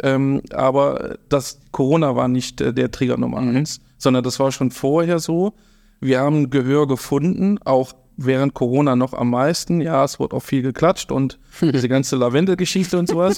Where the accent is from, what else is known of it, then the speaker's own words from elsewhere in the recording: Eschweiler, North Rhine-Westphalia, Germany; also born or lived in Stolberg; now in Baesweiler, Germany; ich bin tatsächlich ähm, kein Öscherjunge, sondern eine, ein Eichweilerjunge aus Eschweiler, bin geboren in Eschweiler, ah. bin dort auch aufgewachsen